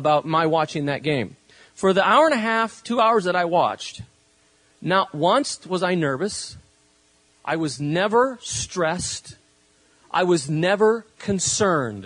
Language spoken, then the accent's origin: English; Spain; now in California, United States; I was, grew up in Spain